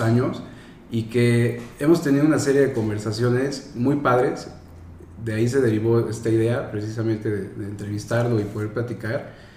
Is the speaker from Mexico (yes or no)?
yes; Mexico; nosotros como mexicanos estamos súper acostumbrados a que si no tienes coche no me puedo mover